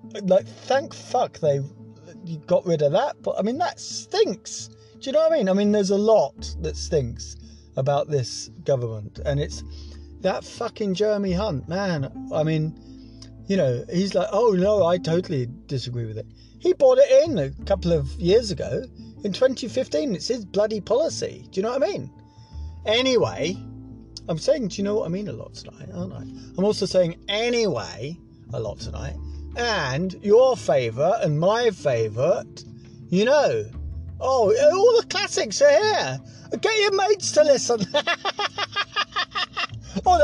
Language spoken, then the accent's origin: English; Scotland, United Kingdom; moved away; also born or lived in England; I am Scottish